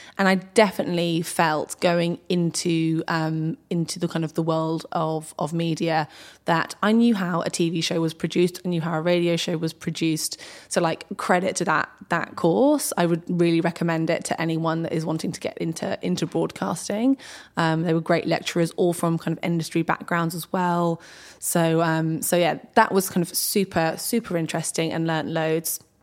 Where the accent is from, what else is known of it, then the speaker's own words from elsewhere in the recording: Berkshire, South East England, United Kingdom; also born or lived in Ascot; I've grown up around Berkshire, which is one of the kind of home counties in the U K.